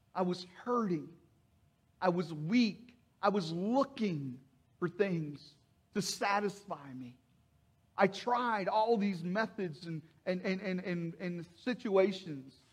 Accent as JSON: {"language": "English", "town": "Mannington", "region": "West Virginia", "country": "United States", "tie": "born or raised there", "moved": "as an adult", "said": "I was uh, born and raised in, in West Virginia, Mannington, West Virginia"}